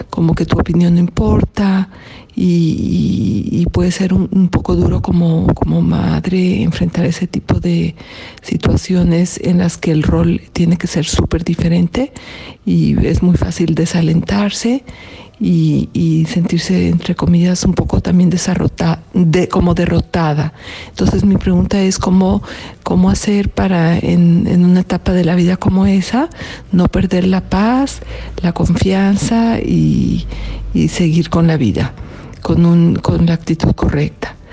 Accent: Mexico; Hola Julio … de México.

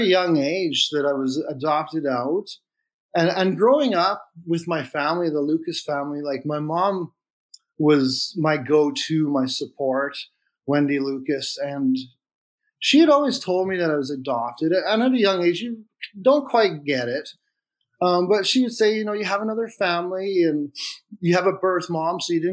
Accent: Flin Flon, Manitoba, Canada; I was born in Flin Flon and then fostered out into a foster home.

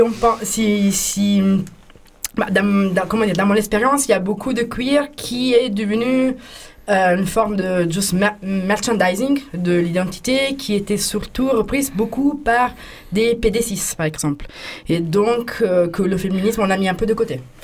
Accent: Italy; French is a second language; moved away as an adult; now in France; je viens d'Italie

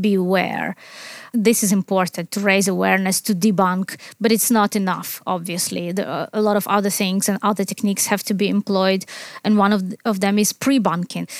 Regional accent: Chernivtsi, Chernivtsi Oblast, Ukraine; English is a second language; moved away as an adult; also born or lived in Kyiv, Ukraine; now in United Kingdom; my hometown of Chernivtsi in the west of Ukraine

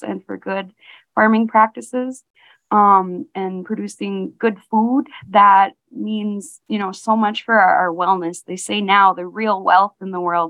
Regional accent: Lake Vermilion Reservation, Bois Forte, Minnesota, United States; I'm from the Lake Vermilion Reservation, District 2 of Boise Fort, Band of Chippewa

